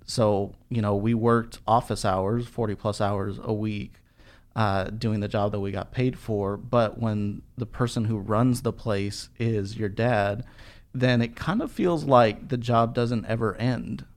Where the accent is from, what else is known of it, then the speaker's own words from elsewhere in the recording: Albuquerque, New Mexico, United States; moved away as an adult; now in Dallas, United States; when I graduated high school, I moved from Albuquerque to, to Dallas